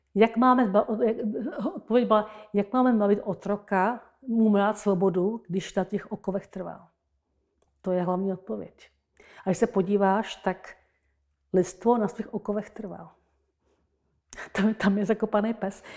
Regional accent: Jindřichův Hradec, South Bohemian Region, Czechia; moved away; also born or lived in Český Krumlov; Já jsem narozená u Jindřichova Hradce

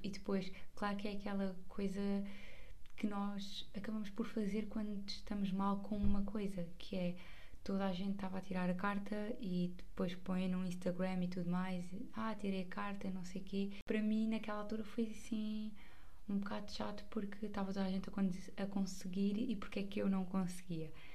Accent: Margem Sul, Setúbal, Portugal; como eu não sou de Lisboa, sou da margem sul

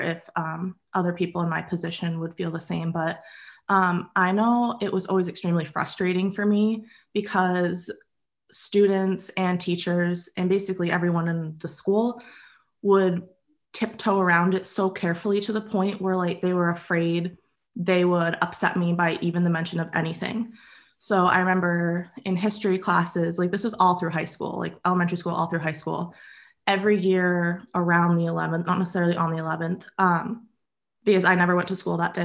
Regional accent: Acton, Massachusetts, United States; I grew up in Acton with my dad and brother and my mom.

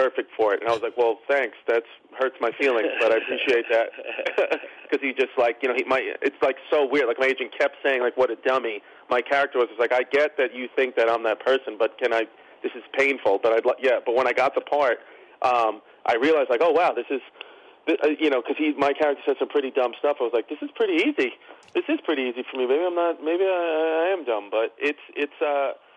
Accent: New York City, New York, United States; I grew up in Brooklyn

